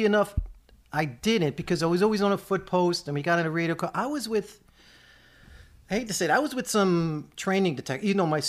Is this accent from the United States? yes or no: yes; Staten Island, New York, United States; I'm from Staten Island.